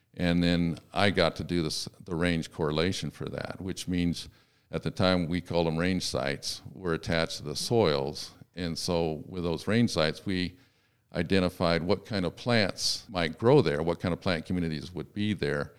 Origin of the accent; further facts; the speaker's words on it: Sacramento, California, United States; I was born in Sacramento, California